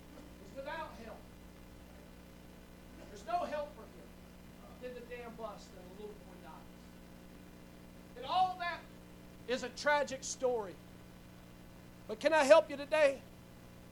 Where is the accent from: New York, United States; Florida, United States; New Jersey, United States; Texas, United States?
Florida, United States; now in Alaska, United States; we're not from Florida anymore, right? That's the reason why I sound like